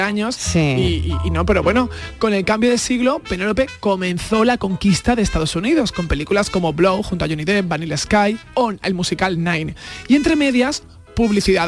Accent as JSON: {"language": "Spanish", "region": "Valencian Community", "country": "Spain", "said": "yo soy valenciana"}